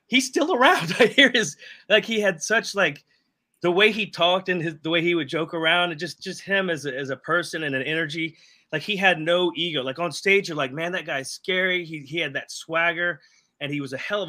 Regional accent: Jacksonville, Florida, United States; I'm from Jacksonville

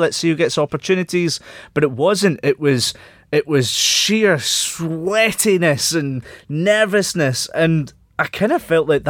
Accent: Scotland, United Kingdom; we are Scottish

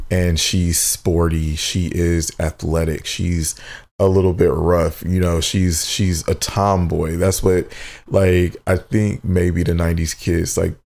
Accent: Midwest, United States; growing up in the Midwest in a black family, we, for the majority, tend to be, you know, of the Christian faith or Baptist or whatever you have

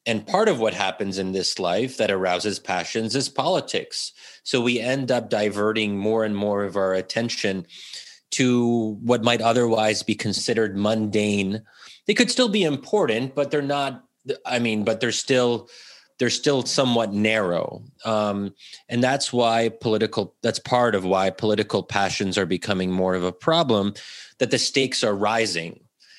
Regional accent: United States; especially in a country like the U.S., where ultimately what binds us together as Americans is being American, because we are not a traditional nation state.

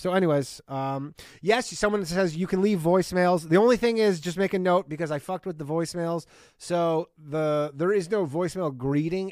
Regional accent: Canada; now in United States; I myself grew up in Canada

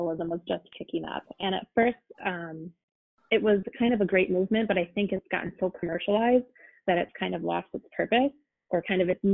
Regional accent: United States

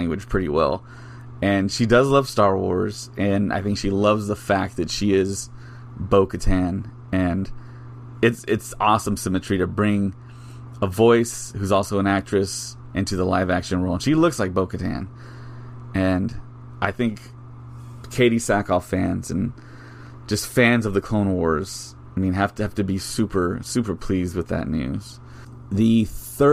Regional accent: South Texas, United States; I'm from South Texas

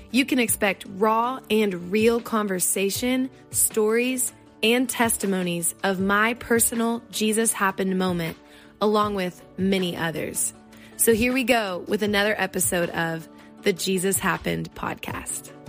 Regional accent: California, United States; now in Nashville, United States; which makes this California girl happy.

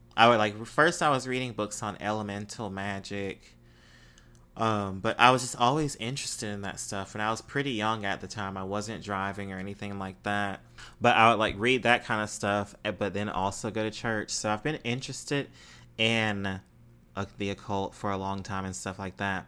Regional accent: Mississippi, United States; moved away; growing up in Mississippi

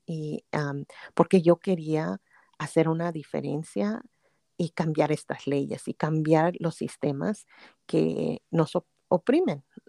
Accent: Pasadena, California, United States; also born or lived in Durango, Mexico; aquí crecimos, aquí en en el sur de California, en ah, Los Ángeles, en, una ciudad que se llama Pasadena.

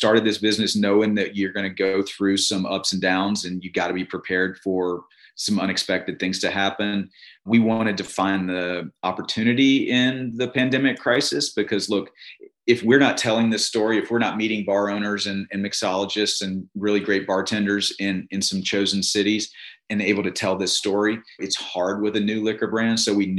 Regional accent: Virginia, United States; now in Mississippi, United States; And as you and I know from growing up in Virginia, going to school in Virginia, even the liquor stores are owned by the state, right?

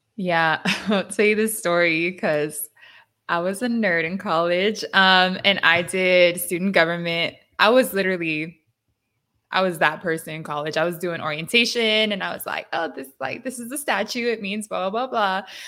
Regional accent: San Diego, California, United States; I grew up in San Diego, which is the border

